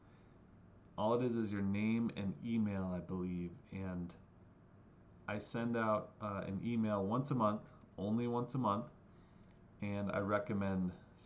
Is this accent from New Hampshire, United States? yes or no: yes; New Hampshire, United States; Growing up in New Hampshire, I have a certain expectation of what church is